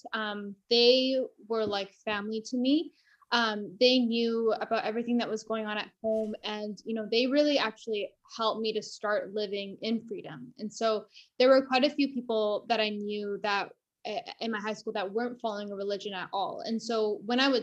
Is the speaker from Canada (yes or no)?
yes; Canada; I was born in Canada